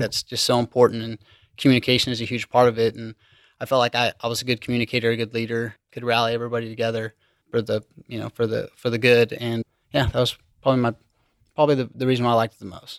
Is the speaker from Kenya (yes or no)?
no; Liberal, Kansas, United States; moved away; I'm from Southwest Kansas, liberal Kansas